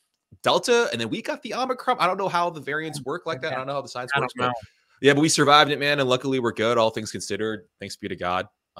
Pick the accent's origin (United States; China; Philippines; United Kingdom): Philippines; obviously being Filipino, like we do the whole Noche Buena.